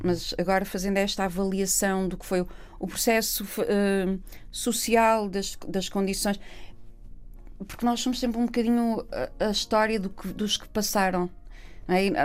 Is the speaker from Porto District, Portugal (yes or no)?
yes; Vila Nova de Gaia, Porto District, Portugal; acabei por nascer no Porto e acabámos por ficar a viver lá. Cresci em Gaia